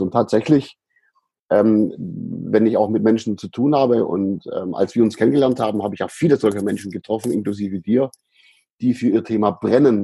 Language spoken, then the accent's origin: German; Ehningen/Aidlingen near Sindelfingen, Baden-Württemberg, Germany; in einen Ort gezogen, der sich Eidlingen nennt. Das ist in der, in der mhm. Gegend auch. Und dort habe ich meine Kindheit verbracht